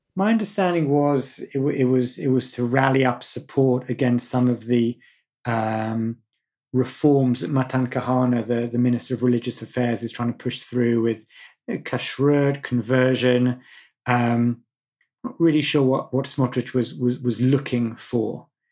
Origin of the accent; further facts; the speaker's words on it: United Kingdom; growing up in Britain